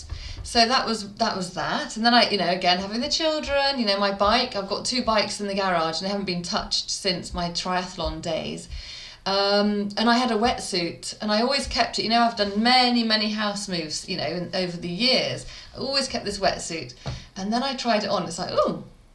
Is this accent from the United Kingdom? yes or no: yes; Midlands, United Kingdom; I'm from the Midlands, so I put on a Brummie accent.